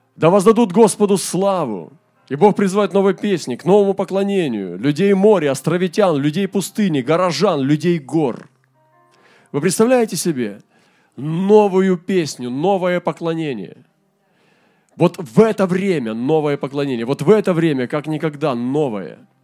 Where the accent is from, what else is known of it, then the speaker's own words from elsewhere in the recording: Primorsky Krai, Russia; у нас в Приморском крае. В нашем крае